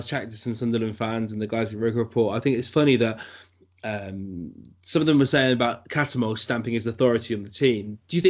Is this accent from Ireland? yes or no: yes; Ireland; I'm also Irish